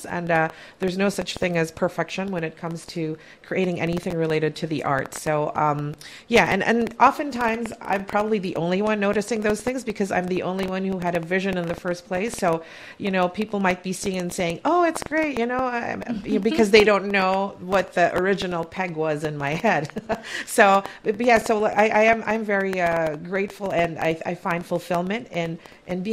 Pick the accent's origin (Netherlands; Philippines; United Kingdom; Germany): Philippines; now in Canada; as a Filipino Canadian